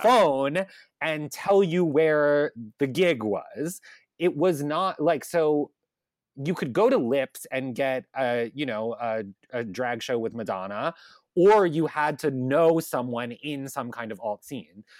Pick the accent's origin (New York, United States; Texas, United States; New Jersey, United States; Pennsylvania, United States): New York, United States; Long Island; I grew up on Long Island, um, and I grew up in the town that's, like, closest to the city